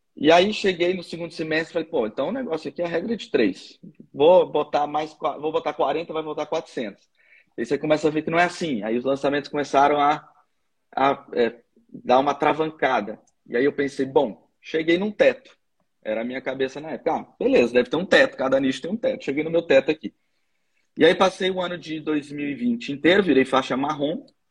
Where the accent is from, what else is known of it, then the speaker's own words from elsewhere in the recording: Brasília, Federal District, Brazil; eu sou de Brasília também